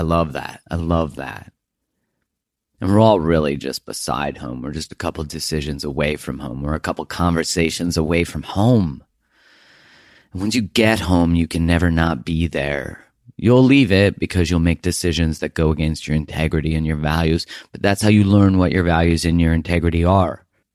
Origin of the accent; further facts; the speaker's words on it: Calgary, Alberta, Canada; moved away; we're originally both from Calgary area.